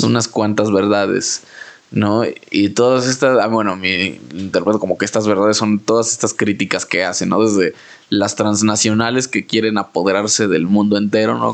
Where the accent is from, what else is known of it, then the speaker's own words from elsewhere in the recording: Mexico; como mexicano